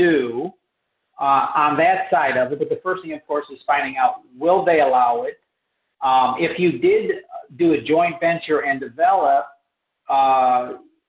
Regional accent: Rochester, New York, United States; I grew up in, I'm not New Jersey, but Western New York in the Rochester area

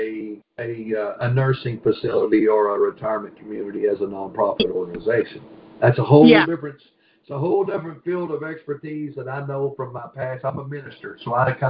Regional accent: Kentucky, United States; I'm from Country Fried Kentucky

